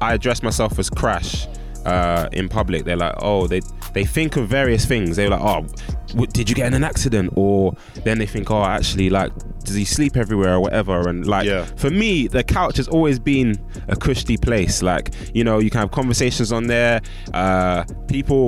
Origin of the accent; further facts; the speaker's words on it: London, United Kingdom; I'm from West Northwest